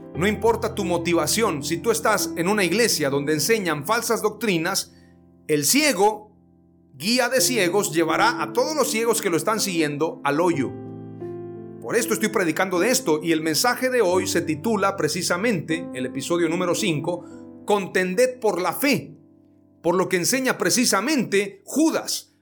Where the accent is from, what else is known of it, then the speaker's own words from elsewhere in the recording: Mexico; yo crecí en una iglesia pentecostal, la más antigua en México